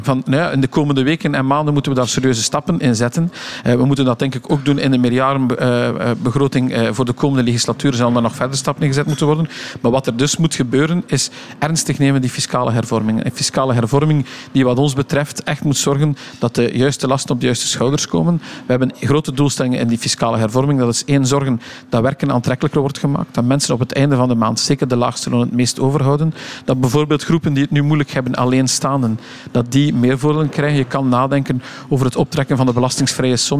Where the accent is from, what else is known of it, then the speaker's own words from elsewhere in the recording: West Flanders, Belgium; de grond waar ik opgegroeid ben, geboren eh, en nog altijd leef